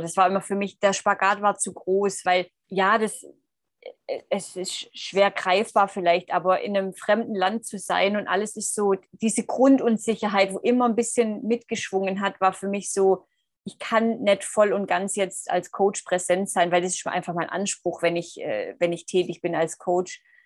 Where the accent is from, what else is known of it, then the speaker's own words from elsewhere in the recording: Swabia, Germany; moved away; ich komme aus dem Schwabenland.